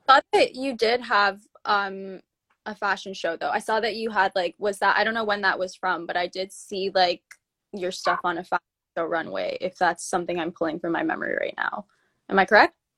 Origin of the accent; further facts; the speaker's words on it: Toronto, Ontario, Canada; I'm from Toronto